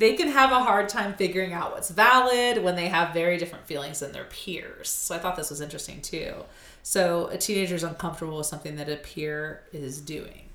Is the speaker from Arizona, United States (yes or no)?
yes; Arizona, United States; I'm an Arizona native